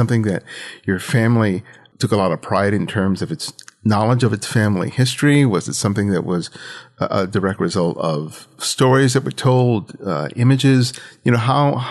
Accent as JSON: {"language": "English", "town": "Los Angeles", "region": "California", "country": "United States", "tie": "born or raised there", "said": "I grew up in Los Angeles. My family is Dominican"}